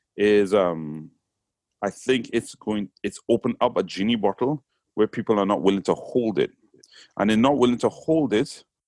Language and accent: English; Trinidad & Tobago; accent: Trinidadian; moved away as an adult; now in England; even though I was born in England, went to Trinidad when I was three, and came back to England when I was 19. So I was raised in Trinidad.